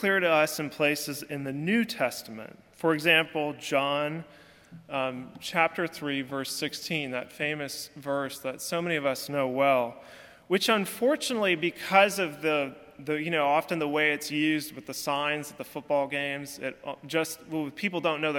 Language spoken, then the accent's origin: English; California, United States; now in Alabama, United States; I'm from California